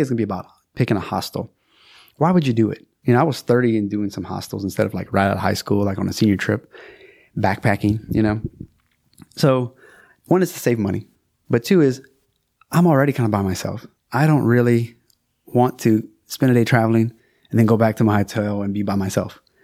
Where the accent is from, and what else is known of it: South Louisiana, United States